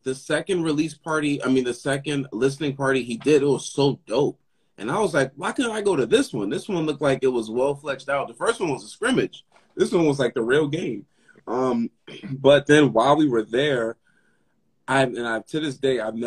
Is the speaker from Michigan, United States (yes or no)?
no; New York City, New York, United States; also born or lived in Harlem, New York City; I was born and raised in the Bronx, but now we live in Harlem